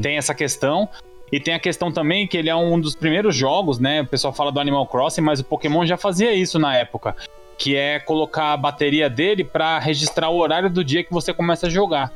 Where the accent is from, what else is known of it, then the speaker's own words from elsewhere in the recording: Brazil; nós que somos brasileiros aqui